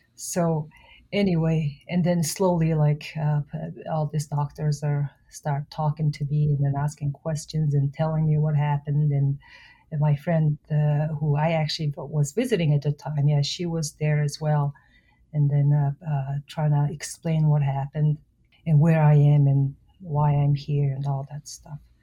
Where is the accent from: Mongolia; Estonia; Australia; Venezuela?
Mongolia; moved away as an adult; now in United States; I was born and raised in Mongolia